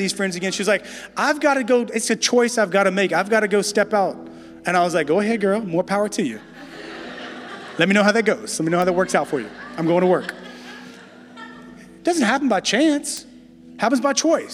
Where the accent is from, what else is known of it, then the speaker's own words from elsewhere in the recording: Louisiana, United States; moved away as an adult; also born or lived in Dallas, Texas; now in San Francisco, United States; we're originally from Louisiana